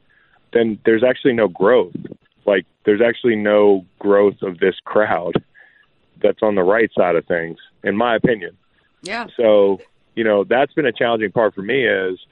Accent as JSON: {"language": "English", "town": "Charlottesville", "region": "Virginia", "country": "United States", "tie": "born or raised there", "moved": "yes", "said": "my hometown in Charlottesville"}